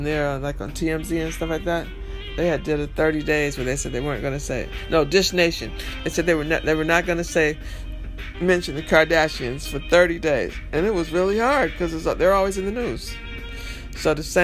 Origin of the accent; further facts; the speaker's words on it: New York, United States; I'm from New York